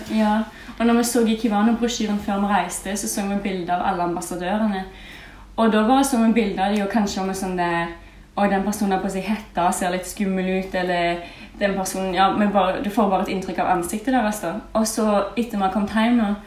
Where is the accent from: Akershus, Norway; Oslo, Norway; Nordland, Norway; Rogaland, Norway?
Rogaland, Norway; a small village in; jeg bare kommer fra ei lita bygd i Rogaland